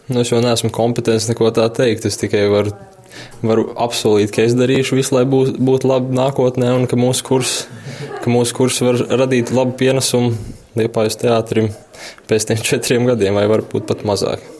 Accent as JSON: {"language": "Latvian", "country": "Latvia", "said": "Es esmu no Angūras"}